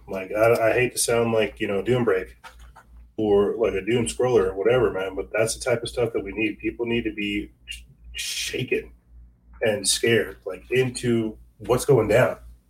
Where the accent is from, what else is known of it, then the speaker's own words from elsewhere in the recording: South Carolina, United States; I'm actually from South Carolina